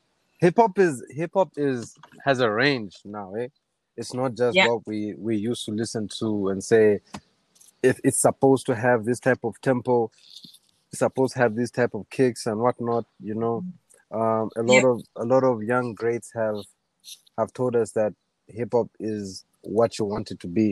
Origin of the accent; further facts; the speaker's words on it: Lusaka, Lusaka Province, Zambia; I come from Lusaka.